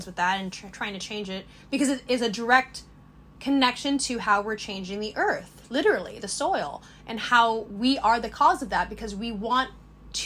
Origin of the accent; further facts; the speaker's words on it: Sonoma County, California, United States; I grew up in Sonoma County